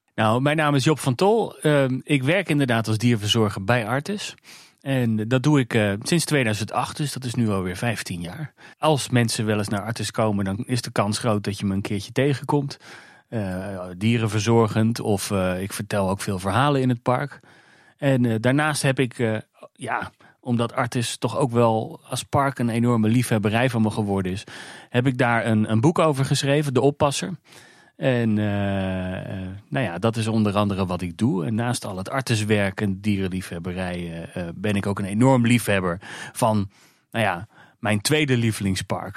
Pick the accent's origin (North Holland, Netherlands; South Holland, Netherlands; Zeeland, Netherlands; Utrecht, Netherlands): South Holland, Netherlands; Alphen aan den Rijn; now in Weesp, Netherlands; Ik kom oorspronkelijk uit Alfa aan de Rijn, waar uh, Vogelpark Avifauna ligt.